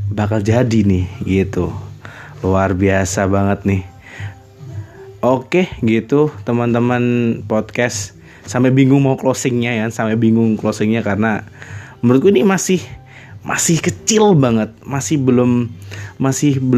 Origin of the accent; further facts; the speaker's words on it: Blitar, East Java, Indonesia; bisa di kota aku sendiri di kota Blitar kemudian lingkungan sekitar pertemanan sekolah